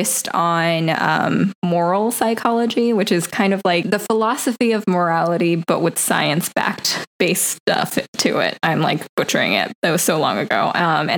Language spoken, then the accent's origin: English; Riverside, California, United States; moved away as an adult; also born or lived in New York; I was born and raised in California, Southern California, Riverside, California